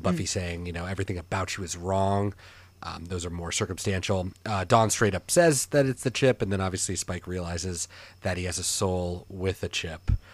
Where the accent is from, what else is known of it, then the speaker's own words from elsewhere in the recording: Portland, Oregon, United States; moved away; we're all from Portland